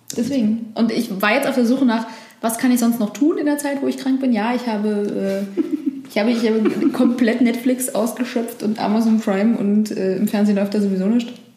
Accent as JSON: {"language": "German", "region": "Berlin", "country": "Germany", "tie": "born or raised there", "said": "Touren und Führungen in Berlin anbiete für Touristen. Und hätte auch gar kein Problem damit gehabt, weil ich, ich liebe meine Heimatstadt"}